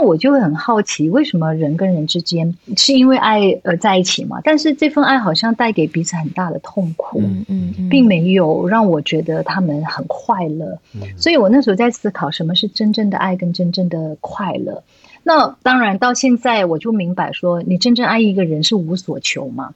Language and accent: Chinese; Malaysia; moved away as an adult; also born or lived in Hong Kong; 最后我就决定带他离开香港，搬回来我的家，像马来西亚